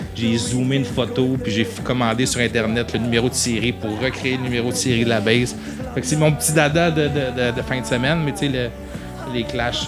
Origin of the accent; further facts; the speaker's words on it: Saguenay, Quebec, Canada; moved away; on vient tous du Saguenay, on va souvent là, c'était chez nous.